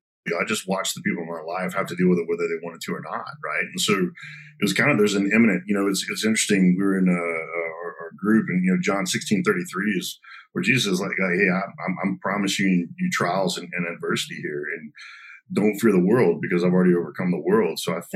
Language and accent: English; Garland, Texas, United States; also born or lived in Arkansas; I was born in Arkansas, you know, moved down here to Garland, went to school at the United States Naval Academy